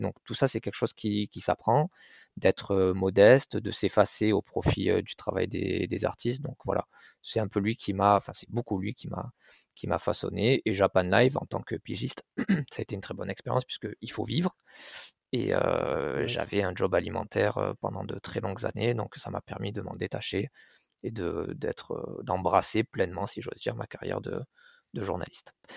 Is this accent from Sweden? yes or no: no; Marseille, Provence-Alpes-Côte d'Azur, France; j'ai grandi à Marseille, dans un quartier populaire